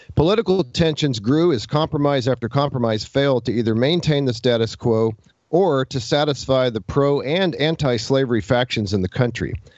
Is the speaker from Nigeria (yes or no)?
no; Texas, United States; I grew up in Texas lived here most of my life. We moved here when I was uh, about four.